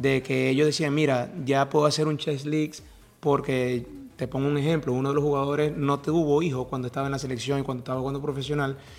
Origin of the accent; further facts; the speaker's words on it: Venezuela; moved away; also born or lived in Maracaibo; nosotros en Venezuela el fútbol no es tan, tan fuerte como en Colombia